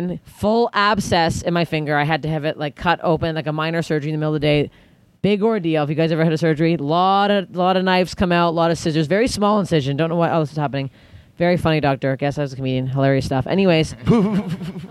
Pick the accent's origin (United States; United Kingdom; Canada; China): Canada; I'm Canadian